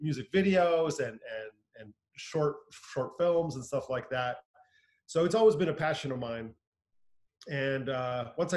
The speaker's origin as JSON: {"language": "English", "region": "Southern California", "country": "United States", "tie": "born or raised there", "said": "I grew up here in Southern California"}